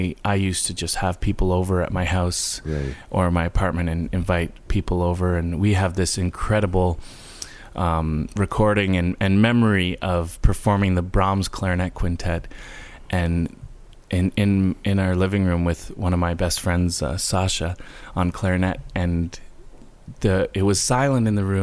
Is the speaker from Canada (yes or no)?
yes; Guelph, Ontario, Canada; also born or lived in Toronto / New York; I was born in Canada